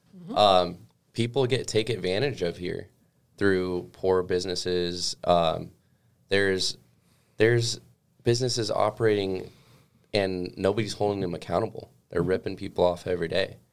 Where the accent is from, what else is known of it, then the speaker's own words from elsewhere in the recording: California, United States; now in Alaska, United States; I'm originally from California